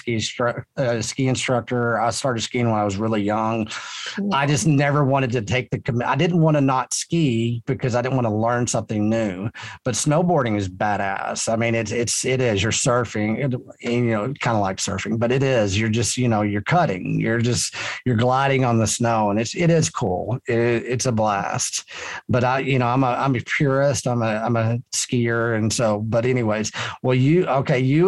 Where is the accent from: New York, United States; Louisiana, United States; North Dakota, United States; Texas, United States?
Texas, United States; I'm Texan